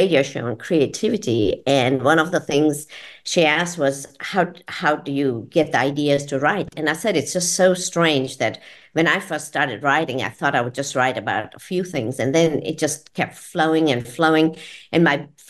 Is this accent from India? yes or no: yes; India; also born or lived in Georgia, United States; now in Florida, United States; being an Indian